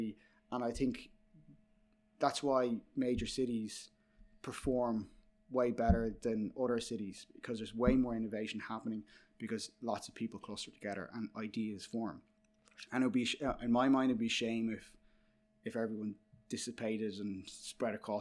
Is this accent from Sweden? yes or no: no; Dublin, Leinster, Ireland; moved away as an adult; now in New York, United States; I'm from Dublin